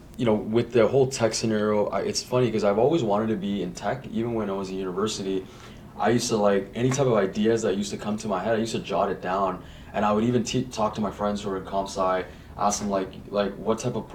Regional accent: Markham, Ontario, Canada; moved away as an adult; also born or lived in Lloydminster, Alberta; now in Edmonton, Canada; I'm originally from Ontario

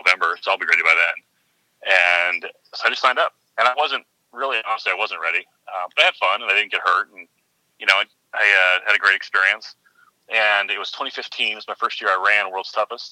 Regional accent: San Diego, California, United States; I hail from San Diego.

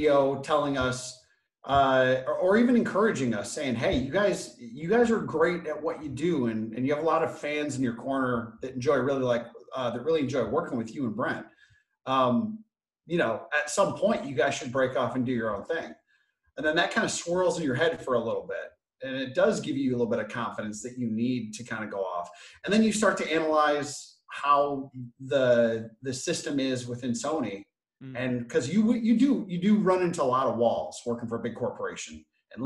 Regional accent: Flint, Michigan, United States; now in Los Angeles, United States; I grew up on the free lunch program. I was born in Flint, Michigan.

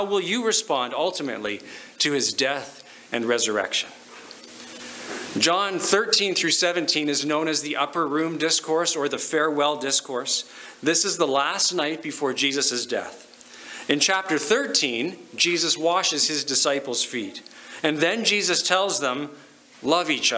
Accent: Lower Mainland, British Columbia, Canada; now in Okotoks, Canada; I grew up in BC in the Lower Mainland

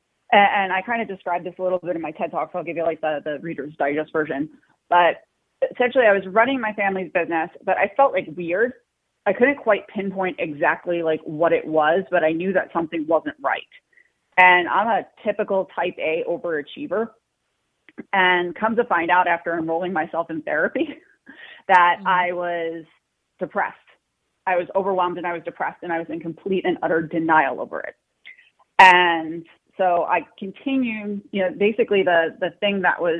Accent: Long Island, New York, United States; born and raised in New York, lived here my whole life on Long Island, right outside of New York City

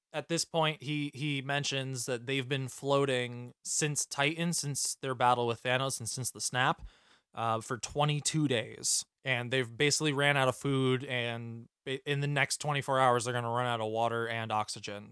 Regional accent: New York, United States; I'm from New York

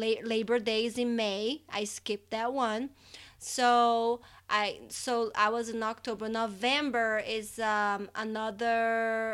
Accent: Fortaleza, Ceará, Brazil; moved away; I was born in Fortaleza, in the state of Ceará. That's in the northeast side of Brazil.

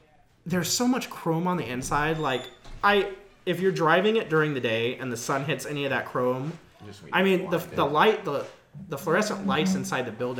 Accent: United States; I'm American.

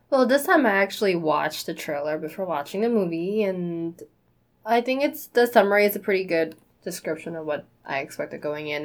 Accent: New York City, New York, United States; we grew up in New York City

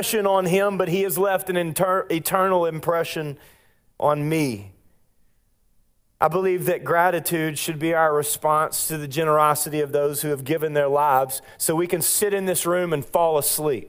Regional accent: Minden, Louisiana, United States; graduated a year after me from Mendon High School in 2003

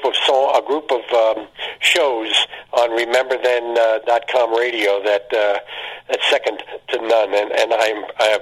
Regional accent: New York, United States; moved away as an adult; now in Pittsburgh, United States; I came from New York. I spent, at the time, 57 years in New York, and when I moved to Pennsylvania

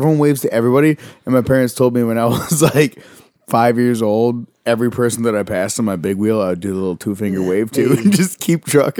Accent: Texas, United States; now in New York, United States; I grew up in Texas.

